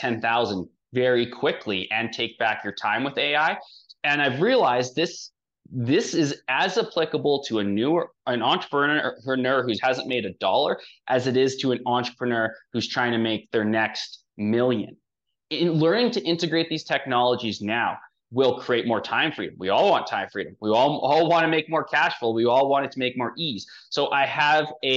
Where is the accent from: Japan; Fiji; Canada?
Canada; I come from Canada